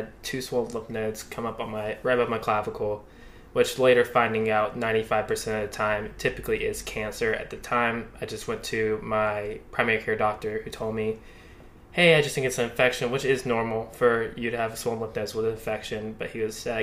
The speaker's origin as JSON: {"language": "English", "town": "Athens", "region": "Georgia", "country": "United States", "moved": "yes", "lives_now": "Charlotte, United States", "said": "I'm from Athens, Georgia"}